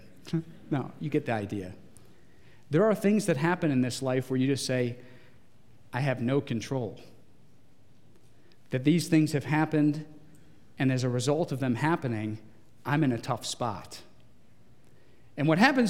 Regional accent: Geauga County, Ohio, United States; I grew up in Geauga County.

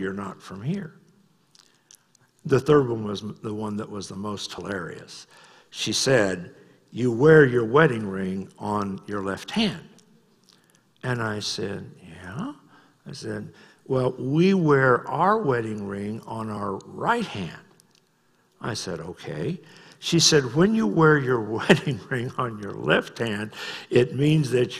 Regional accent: United States; I'm an American

